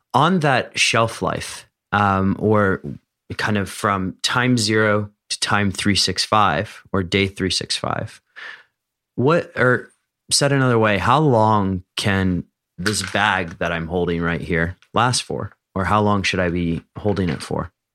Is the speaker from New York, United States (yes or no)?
no; Philadelphia, Pennsylvania, United States; growing up in Philadelphia